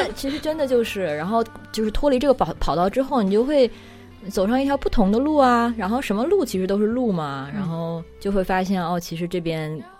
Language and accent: Chinese; China; 我觉得现在在国内就是出生长大的小孩儿，从小都已经是这样了。什么？我妈妈给我报了一个什么什么奥林匹克英语班之类的，我们三岁开始去上英语班，都是这样子的。